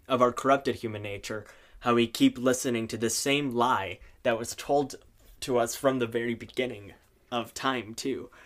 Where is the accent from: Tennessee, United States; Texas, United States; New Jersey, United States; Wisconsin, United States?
Wisconsin, United States; Neenah; also born or lived in San Jose, Costa Rica; now in Duluth, United States; I am originally from San Jose, Costa Rica, and then when I was around five years old, My dad w-, was offered a job in the bustling metropolis of Neenah, Wisconsin